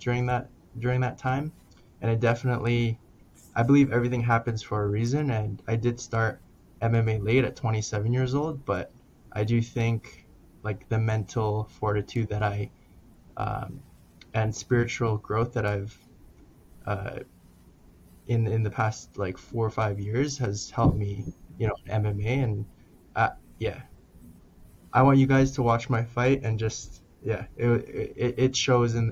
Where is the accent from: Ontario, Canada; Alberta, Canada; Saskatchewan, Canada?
Alberta, Canada; Calgary; I grew up in Calgary, regular life